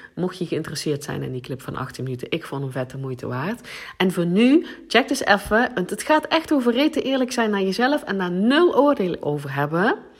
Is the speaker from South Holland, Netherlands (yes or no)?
no; South Limburg, Netherlands; accent: Limburgish; first language Limburgish; Dutch is a second language; Nederlands is ook niet, is niet mijn eerste taal. Ik, eh, ik ben in Zuid-Limburg geboren en wij spraken daar dialect, het Limburgs.